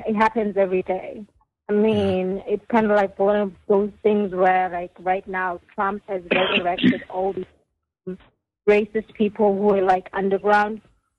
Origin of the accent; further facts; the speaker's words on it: KwaZulu-Natal, South Africa; I will tell you then that I'm from KwaZulu-Natal.